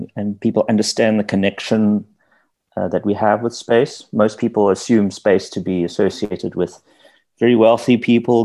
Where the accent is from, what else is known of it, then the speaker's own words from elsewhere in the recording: Johannesburg, Gauteng, South Africa; I grew up in Joburg. I was born and raised in the eastern part in Kensington